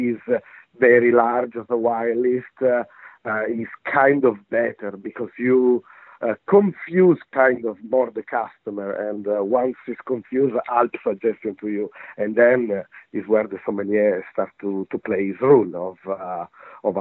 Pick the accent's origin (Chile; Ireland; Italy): Italy; moved away as an adult; now in London, United Kingdom; I'm coming from Italy. I'm Italian.